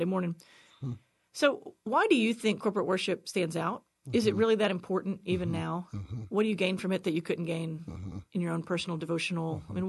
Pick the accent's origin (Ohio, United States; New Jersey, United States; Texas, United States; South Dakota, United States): Texas, United States; Yeah, and I grew up closer to Houston, yeah.